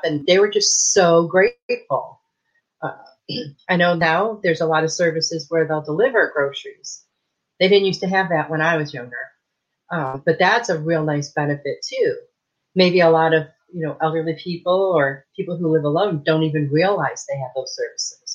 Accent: Michigan, United States; now in Texas, United States; I moved here from Michigan, where I grew up in Michigan

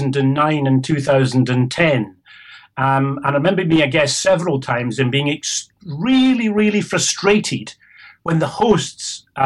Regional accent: Scotland, United Kingdom; now in England; So I'm Scottish, and I've spent most of my life in England.

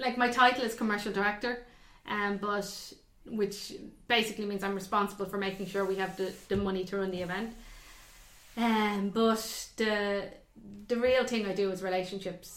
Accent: Ireland; we're Irish

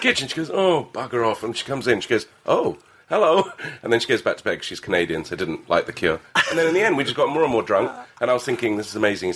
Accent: Lebanon; now in England; I grew up in Lebanon.

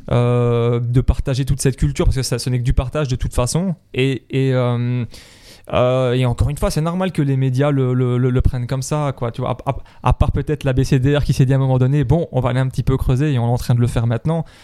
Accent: Brussels, Belgium; Salle mythique, tu vois, chez nous à Bruxelles.

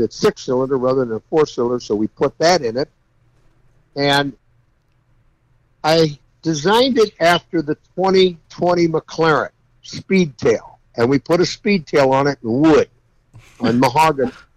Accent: California, United States; I'm from California

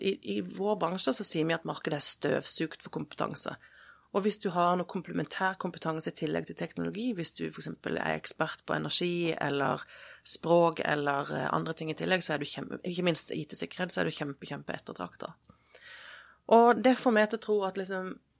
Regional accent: Sørlandet, Southern Norway, Norway; jeg vokste opp på Sørlandet

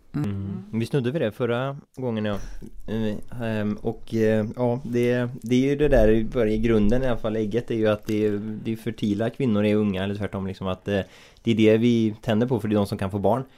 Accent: Bohuslän, Västra Götaland, Sweden; vi är från Bohuslän så vi säger ju mas

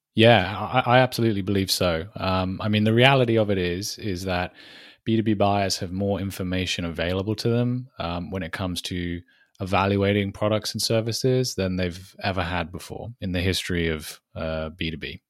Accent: United Kingdom; accent: British; if the accent doesn't give it away, I am British

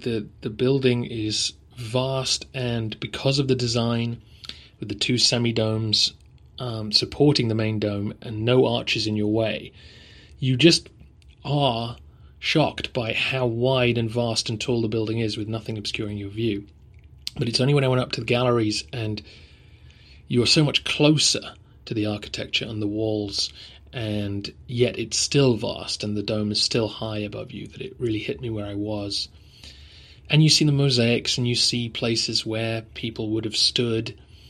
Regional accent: England, United Kingdom; This is partly being English and not being used to the heat

